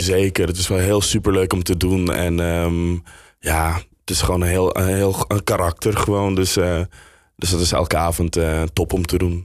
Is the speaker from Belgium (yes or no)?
no; Suriname; now in Netherlands; ik ben in Suriname opgegroeid